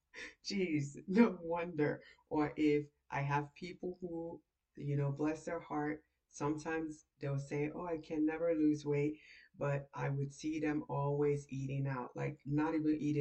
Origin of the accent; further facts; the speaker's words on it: Nigeria; I'm Nigerian.